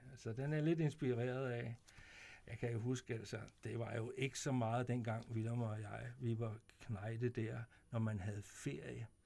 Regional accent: Vemmelev, Zealand, Denmark; also born or lived in Korsør; jeg kommer jo fra, Vemmel, fra Vemmeløv, ikke også?

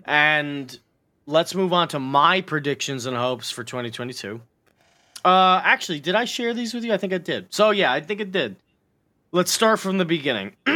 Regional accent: United States; I live in it

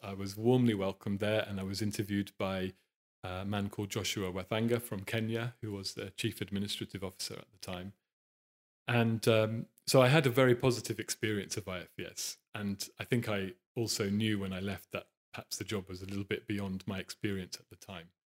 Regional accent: Norwich, East of England, United Kingdom; I was born in Norwich, which is a medium-sized city in the east of the country.

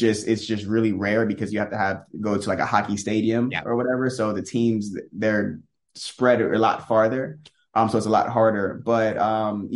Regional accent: Tampa, Florida, United States; I was born and raised in Tampa, Florida.

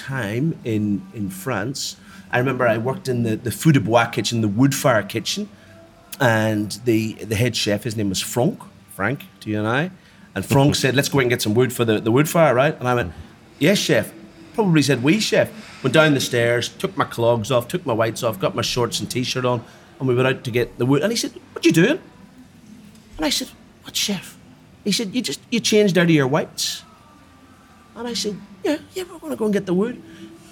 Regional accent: Belfast, Northern Ireland, United Kingdom; moved away as an adult; also born or lived in Dublin, Ireland; now in Australia; I'm a Belfast boy. I was born in Belfast, Northern Ireland, on Armistice Day, 1969.

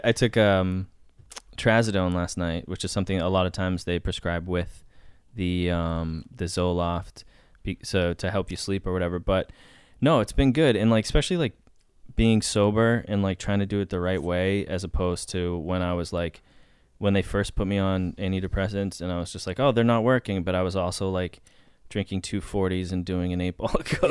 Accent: Boston, Massachusetts, United States; now in Los Angeles, United States; I grew up in Boston. And then I moved to L

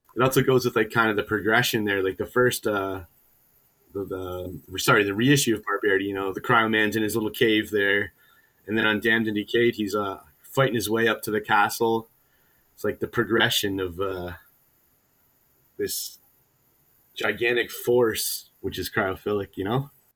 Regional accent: Hamilton, Ontario, Canada; I was born and raised in Hamilton

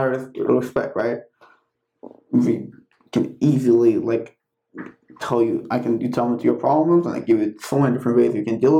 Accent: Iran

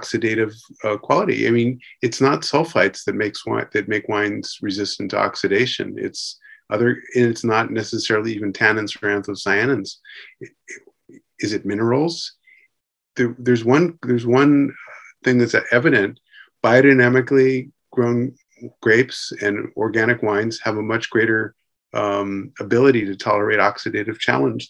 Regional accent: California, United States; I'm from California

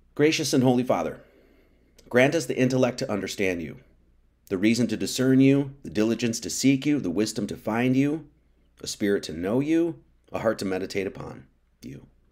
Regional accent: Wisconsin, United States; I grew up in Wisconsin

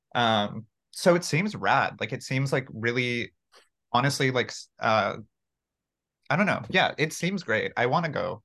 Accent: Santa Clarita, California, United States; also born or lived in Mexico; I grew up in Santa Clarita

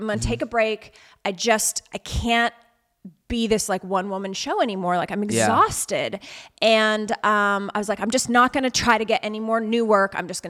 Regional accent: Alberta, Canada; where I grew up in Alberta in Canada, you really had like two options.

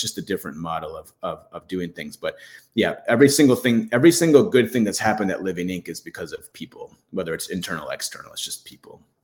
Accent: Michigan, United States; I grew up in Michigan where there's lakes everywhere

